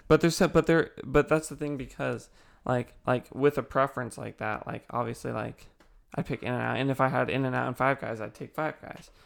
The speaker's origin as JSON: {"language": "English", "town": "Ontario", "region": "California", "country": "United States", "tie": "born or raised there", "also_born_or_lived": "Chino Hills, California", "said": "I moved from Chino Hills to Ontario, uh, where we met Chance."}